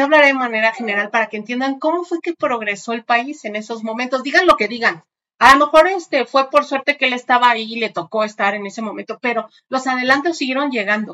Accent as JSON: {"language": "Spanish", "country": "Mexico", "said": "entre nosotros como mexicanos"}